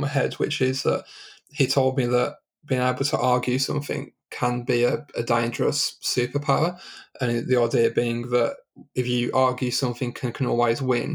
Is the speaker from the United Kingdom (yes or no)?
yes; Birmingham, West Midlands, United Kingdom; moved away as an adult; also born or lived in London; now in Leamington Spa, United Kingdom; my home growing up was Birmingham. So I lived in Birmingham until 2010